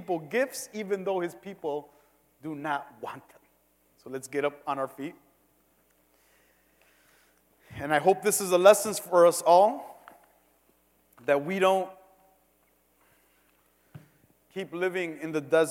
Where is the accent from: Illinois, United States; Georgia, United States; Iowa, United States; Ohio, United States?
Illinois, United States; Cicero; I'm from Cicero